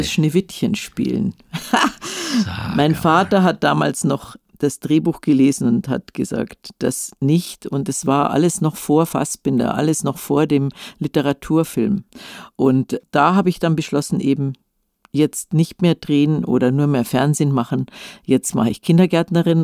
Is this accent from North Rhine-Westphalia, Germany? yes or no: no; Munich, Bavaria, Germany; In Leim in München-Leim, das ist im, im Westen, also neben Nymphenburg